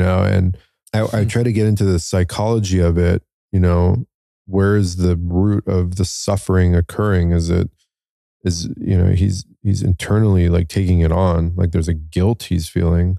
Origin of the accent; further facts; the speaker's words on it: United States; I'm Iranian, um, but I'm born here as American. My dad immigrated here